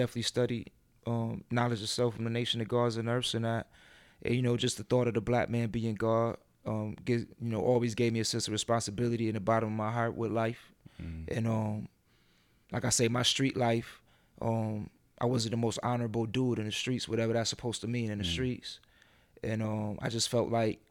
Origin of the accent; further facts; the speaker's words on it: Rochester, New York, United States; I'm from Rochester